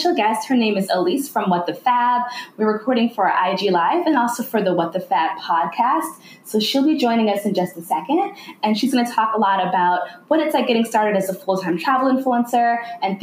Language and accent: English; United States; moved away as an adult; also born or lived in Italy; now in Beirut, Lebanon; an American expat here in Lebanon